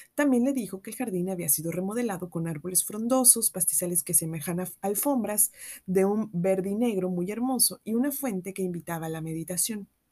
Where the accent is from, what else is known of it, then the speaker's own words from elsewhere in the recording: Veracruz, Mexico; also born or lived in San Luis Potosí; yo soy de Veracruz